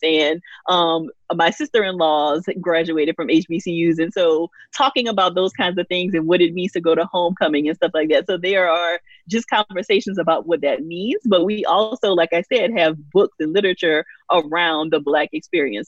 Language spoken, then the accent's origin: English; Louisiana, United States; I grew up in Louisiana, a very small town